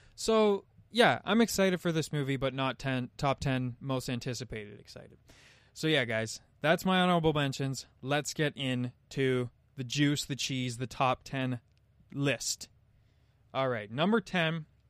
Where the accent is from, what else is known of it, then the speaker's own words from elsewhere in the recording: Canada; as a Canadian